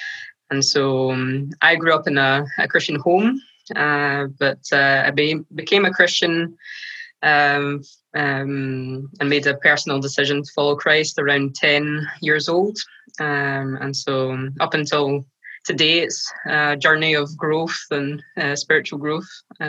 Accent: south of France, France; also born or lived in Scotland; So I was born in Scotland, and my parents are Scottish, but I grew up most of my life in France, in the south of France

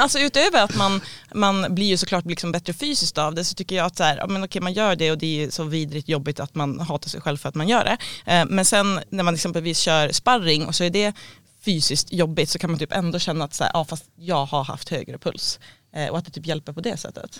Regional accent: Sweden; jag var svensk

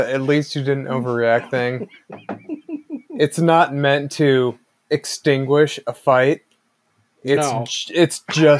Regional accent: United States; as an American, I do not trust them.

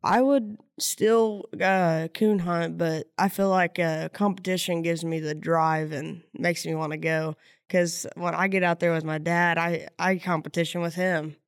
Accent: Silver Lick, Indiana, United States; Silver Lick, Indiana

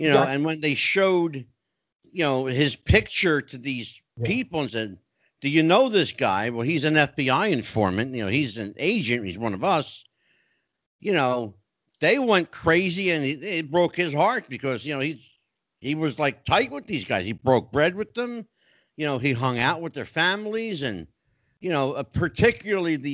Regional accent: New Jersey, United States; moved away as an adult; also born or lived in Tennessee; I'm Italian. Yes. I'm from New Jersey

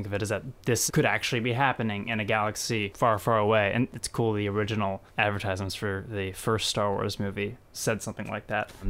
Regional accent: Indiana, United States; moved away as an adult; now in California, United States; I'm from Indiana. I grew up there.

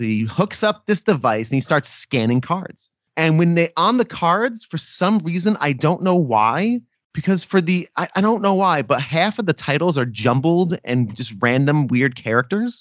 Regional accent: Bloomfield, New Jersey, United States; now in Texas, United States; I'm from North Jersey

